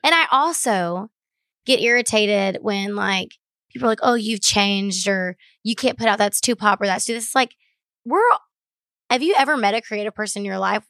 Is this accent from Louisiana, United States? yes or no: no; Baytown, Texas, United States; I grew up in Baytown, Texas